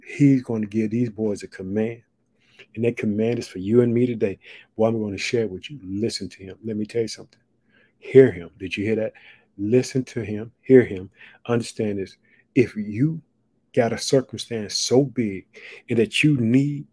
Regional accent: Illinois, United States; born or raised there; also born or lived in Chicago

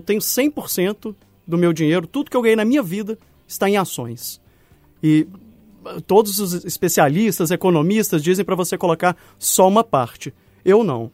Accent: Minas Gerais, Brazil; como bom mineiro

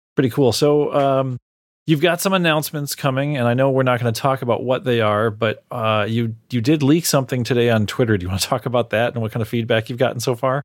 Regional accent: Chicago, Illinois, United States; I'm from the Chicago area

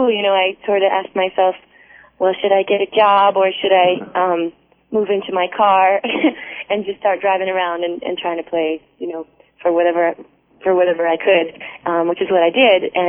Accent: Vermont, United States; and I grew up in Vermont, like about ten minutes away from the school.

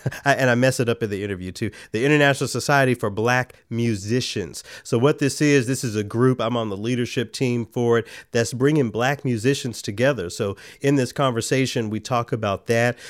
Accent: Memphis, Tennessee, United States; moved away; my hometown of Memphis, Tennessee

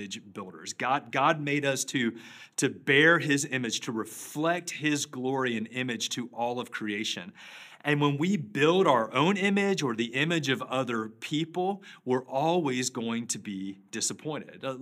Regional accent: Charlotte, North Carolina, United States; Back in 1988, I grew up in Charlotte

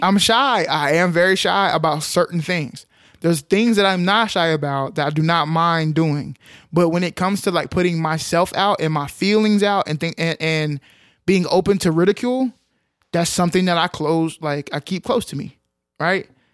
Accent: Arlington, Texas, United States; I grew up in Arlington, Texas

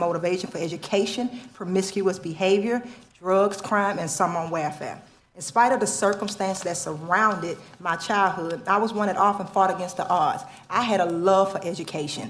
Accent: Baton Rouge, Louisiana, United States; moved away as an adult; now in Chicago, United States; My husband and I are both born and raised in Baton Rouge, Louisiana. I spent 33 years there before I came to move to Chicago, Illinois, 7.5 years ago

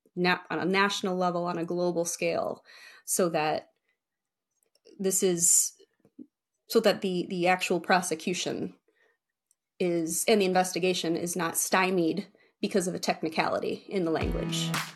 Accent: Michigan, United States; also born or lived in Texas; I was born and raised in Michigan

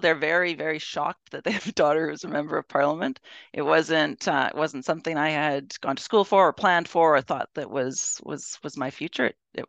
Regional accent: Edmonton, Alberta, Canada; Yeah, so I, of course, I was born in Edmonton. I mean, starting off at the beginning, I went to school in Edmonton. My parents are from Edmonton, so I've been here for a really long time, of course.

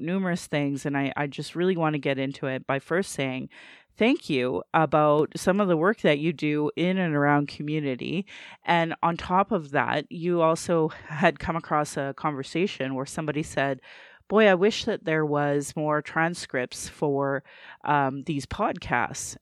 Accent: Calgary, Alberta, Canada; I was born in Calgary, or in Blackfoot

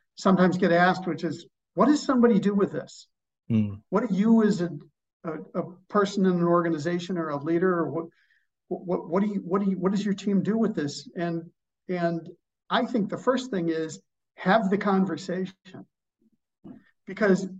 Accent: Chicago, Illinois, United States; I am from Chicago

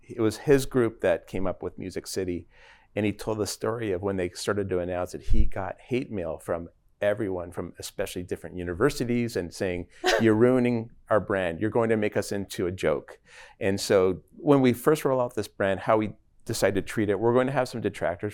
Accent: Toronto, Ontario, Canada; also born or lived in Pittsburgh, Pennsylvania; now in Dallas, United States; I'm from Toronto, Canada originally, but I spent thirty years in Pittsburgh

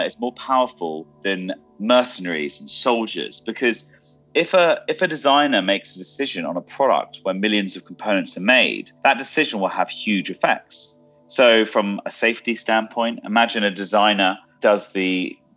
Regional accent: London, United Kingdom; coming from London myself

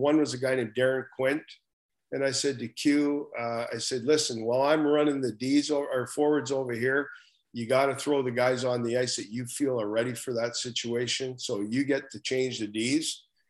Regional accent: Prince George, British Columbia, Canada; Prince George is my hometown. All my family was still up in Prince George. My wife's from Prince George.

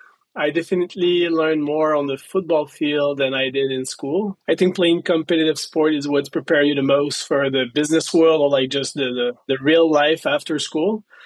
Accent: Quebec City, Quebec, Canada; So here we have what they call Cégep.

